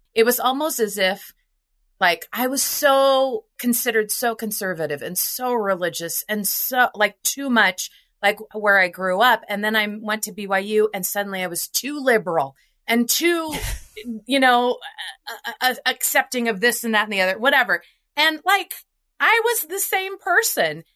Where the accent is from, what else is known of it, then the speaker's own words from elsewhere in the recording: Nebraska, United States; I grew up in Nebraska